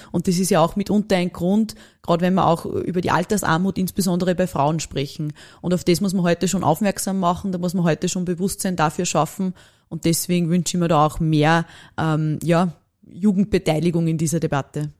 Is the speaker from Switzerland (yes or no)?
no; Upper Austria, Austria; dass ich Oberösterreicherin bin